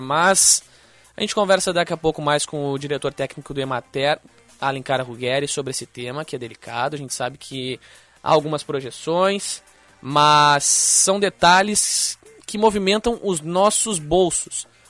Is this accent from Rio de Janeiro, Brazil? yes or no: no; Alvorada, Rio Grande do Sul, Brazil; também sou de Alvorada